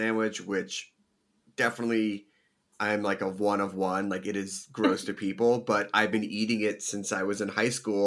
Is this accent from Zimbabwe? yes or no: no; Philadelphia, Pennsylvania, United States; now in Los Angeles, United States; I grew up with Scrapple in Philadelphia